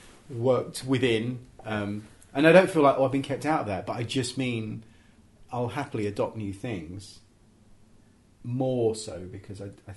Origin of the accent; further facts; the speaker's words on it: England, United Kingdom; I'm very English, I'm very couched in that kind of traditional thing, quite a conservative background